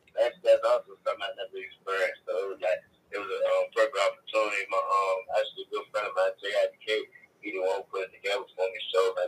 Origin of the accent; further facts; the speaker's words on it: Prince George's County, Maryland, United States; I ain't even from D.C. though. I'm from Maryland, though.